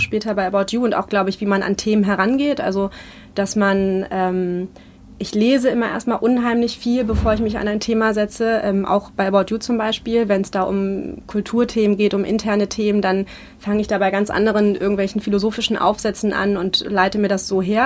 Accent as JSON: {"language": "German", "region": "Berlin", "country": "Germany", "tie": "born or raised there", "said": "ich bin 86 in Ostberlin geboren und bin Anfang der 90er da in Friedrichshain aufgewachsen, in Lichtenberg"}